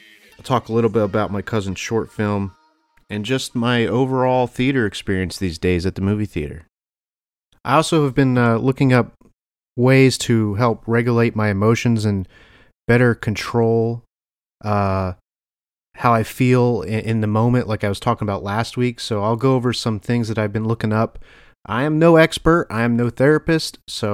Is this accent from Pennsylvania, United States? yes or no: yes; Easton, Pennsylvania, United States; also born or lived in Phillipsburg, New Jersey; I went home to Easton, PA, Phillipsburg, New Jersey, and I went to see my cousin's film.